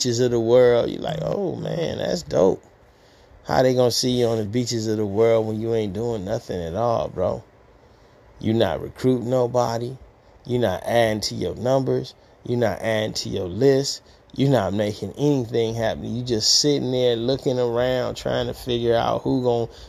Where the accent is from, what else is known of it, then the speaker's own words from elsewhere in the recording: Detroit, Michigan, United States; moved away; I'm from Detroit, Michigan, the east side, Gratiot Forest area